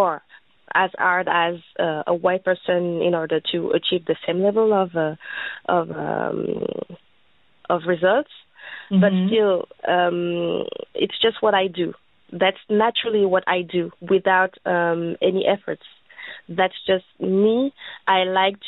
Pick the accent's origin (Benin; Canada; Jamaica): Benin; now in France; I'm French, but I'm from Benin, which is a West African country.